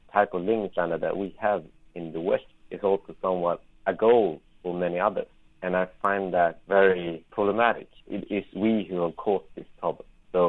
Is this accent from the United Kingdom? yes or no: no; Sweden; English is a second language